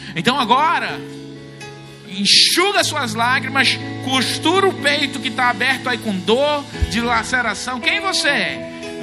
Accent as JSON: {"language": "Portuguese", "country": "Brazil", "said": "nós somos brasileiros"}